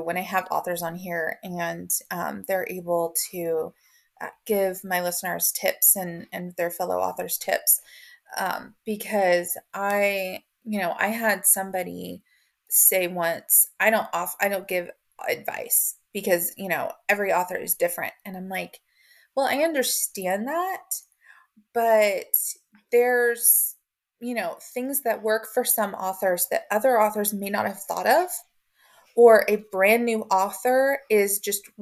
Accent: Oklahoma, United States; I am Southern girl from Oklahoma.

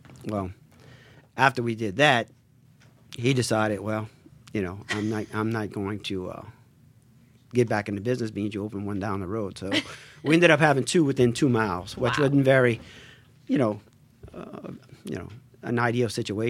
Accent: Raceland, Louisiana, United States; We are originally from Raceland, where my dad used to be a manager of National Supermarkets.

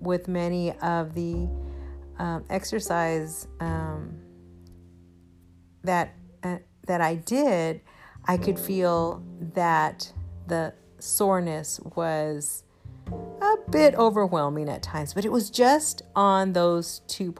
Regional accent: Houston, Texas, United States; I am from Houston and everything here is flat

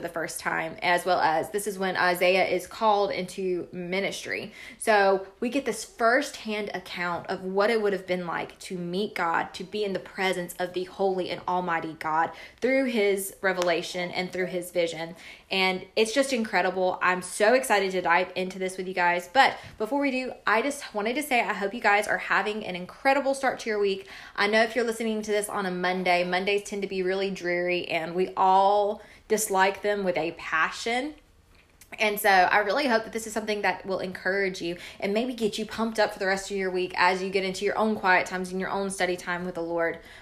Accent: the Bible Belt, United States; I grew up kind of in the Bible Belt

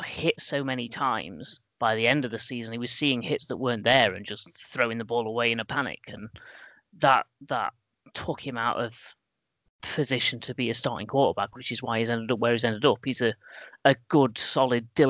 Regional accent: England, United Kingdom; I'm English

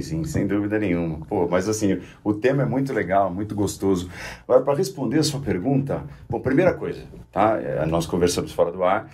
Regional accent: São Caetano do Sul, São Paulo, Brazil; eu sou de São Caetano

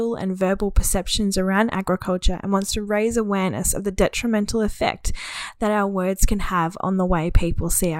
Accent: Queensland, Australia; I'm from Queensland myself

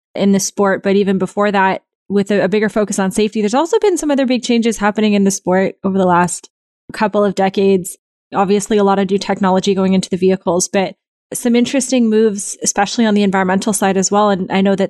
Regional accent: Toronto, Ontario, Canada; now in United States; I'm from Toronto.

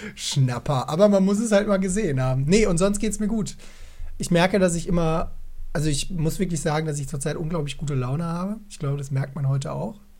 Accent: Essen, North Rhine-Westphalia, Germany; moved away

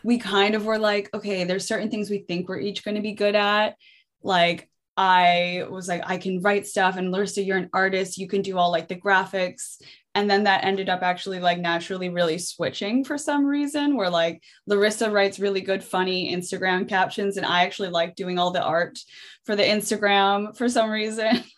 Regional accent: United States; now in Amsterdam, Netherlands; I'm American, but I live in Amsterdam in the Netherlands

